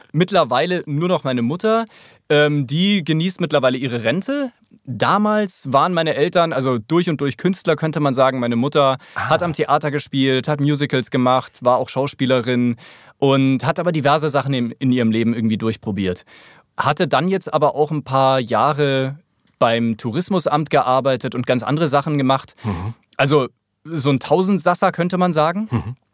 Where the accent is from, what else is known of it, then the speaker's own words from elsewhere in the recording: Munich, Bavaria, Germany; moved away as an adult; also born or lived in Grünwald; now in Berlin, Germany; als Münchner